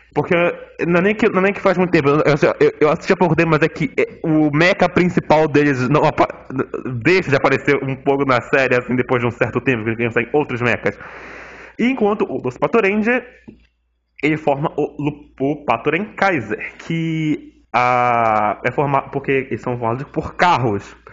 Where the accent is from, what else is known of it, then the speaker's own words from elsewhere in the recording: Manaus, Amazonas, Brazil; eu sou de Manaus